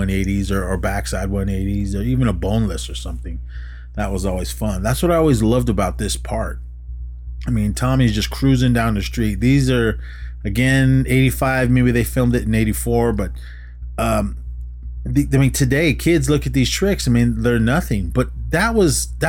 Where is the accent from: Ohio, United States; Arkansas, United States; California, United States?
California, United States; Oakland; Growing up in Oakland, in the city, back in the old days